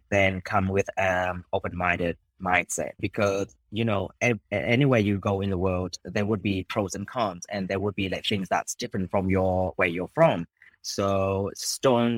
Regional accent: Hanoi, Vietnam; English is a second language; moved away as an adult; also born or lived in Japan; I was born and raised in Hanoi. I left when I was 18

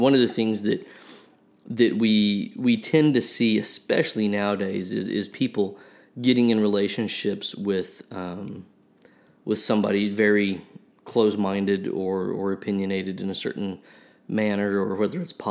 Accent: Oklahoma, United States; I'm from Oklahoma

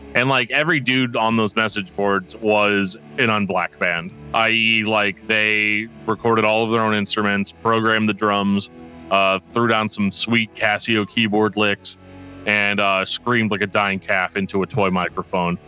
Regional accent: Midwest, United States; I'm an American man from the, from the Midwest

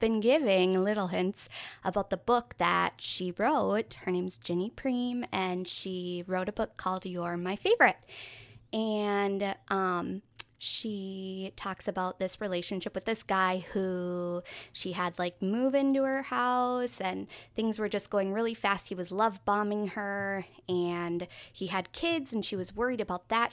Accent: Minnesota, United States; we're from Minnesota.

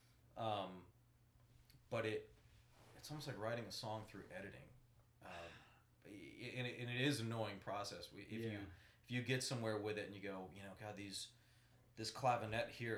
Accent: Ocala, Florida, United States; I'm from Ocala

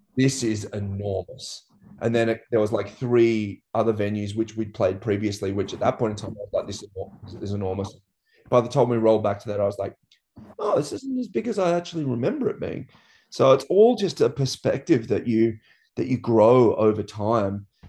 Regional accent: Byron Bay, New South Wales, Australia; growing up in Byron, like, everyone moved to this town with the idea of just surfing

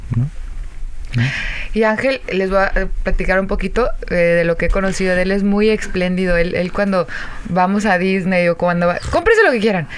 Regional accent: Yahualica, Jalisco, Mexico; del pueblo de donde soy, que es Yahualica, Jalisco

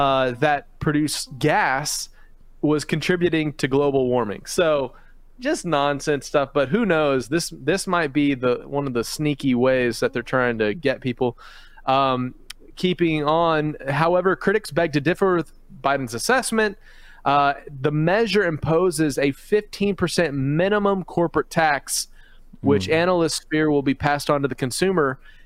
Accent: Philippines; I grew up overseas in the Philippines, and I remember cockroaches there fly and bite and are fast and just terrifying

